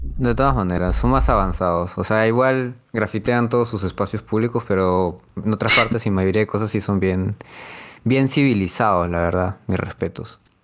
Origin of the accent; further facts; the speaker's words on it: Peru; los peruanos de por sí tenemos algo místico